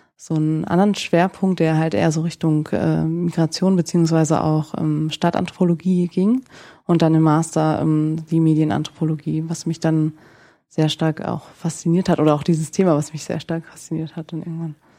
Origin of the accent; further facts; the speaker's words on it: Nienburg, Lower Saxony, Germany; moved away as an adult; also born or lived in northern France; now in Frankfurt, Germany; Ich komme eigentlich aus Niedersachsen, also aus Nienburg an der Weser